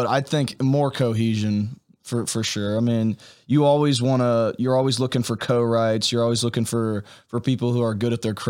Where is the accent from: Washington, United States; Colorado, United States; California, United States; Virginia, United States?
Virginia, United States; Chesapeake; moved away as an adult; now in Nashville, United States; I grew up in Chesapeake, which is down the street from Norfolk, Virginia Beach